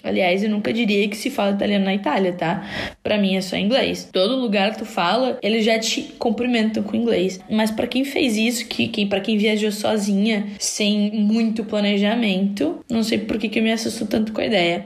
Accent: Criciúma, Santa Catarina, Brazil; eu sou de Criciúma

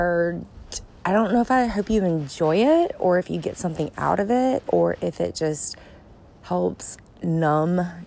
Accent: Gulf Coast, United States; also born or lived in Atlanta, Georgia; now in Pacific Northwest, United States; I grew up on the Gulf Coast

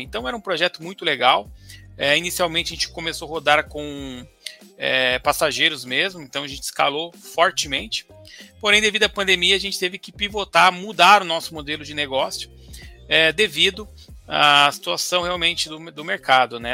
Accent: Ourinhos, São Paulo, Brazil; moved away; eu vim de Ourinhos, perto de Marília, Bauru, Assis, morava ali é. naquela região.

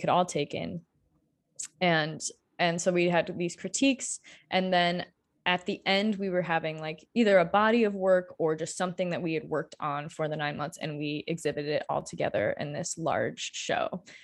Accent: Marshall, Michigan, United States; moved away as an adult; also born or lived in Colorado; now in Kalamazoo, United States; I am from small town Michigan originally, I grew up in Marshall

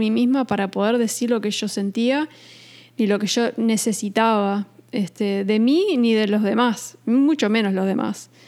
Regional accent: New York, United States; now in Uruguay; nosotros nos criamos en Estados Unidos, en Nueva York, entonces ese cambio abrupto de irnos de Nueva York a Uruguay fue fue muy difícil.

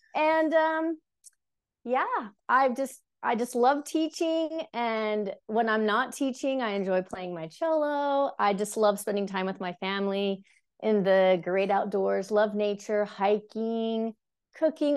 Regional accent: Cache Valley, Utah, United States; I was born here in Utah, so I'm raised here up in Cache Valley specifically

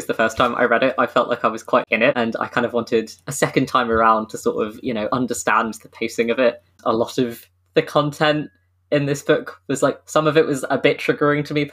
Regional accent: United Kingdom; we are British

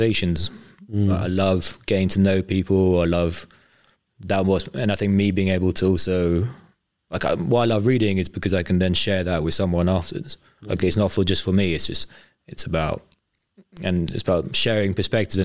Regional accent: London, United Kingdom; as a Londoner

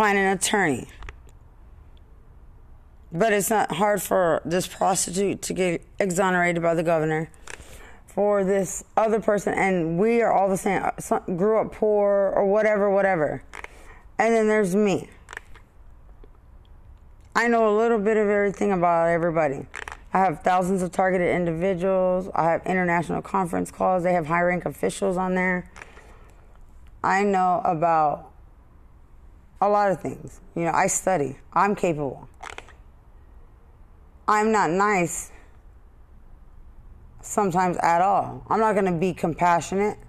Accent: Lubbock, Texas, United States; I'm from Lubbock

